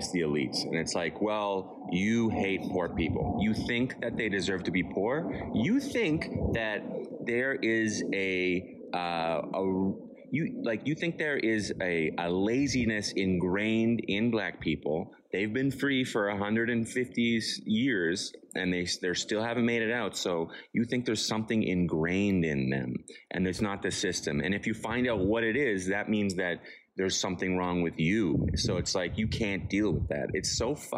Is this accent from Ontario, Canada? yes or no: yes; Ottawa, Ontario, Canada; I'm from Ottawa